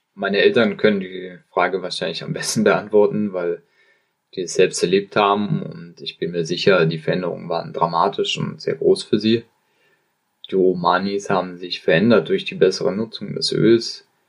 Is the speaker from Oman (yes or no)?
yes; Oman; moved away as an adult; also born or lived in United Kingdom; Ich komme aus dem Oman und wurde in einem sehr kleinen Dorf in einer Bergregion geboren